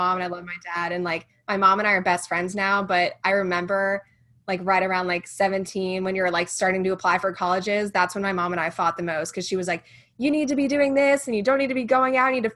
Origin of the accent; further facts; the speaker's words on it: Raleigh, North Carolina, United States; moved away as an adult; now in Charlotte, United States; I'm originally from the Raleigh, North Carolina area